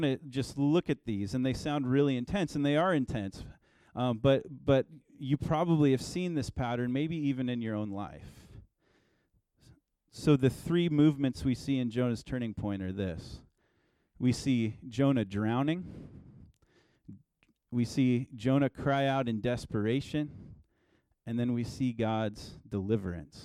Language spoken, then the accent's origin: English; Oregon, United States; I'm from Oregon, and I lived about an hour from the coast growing up.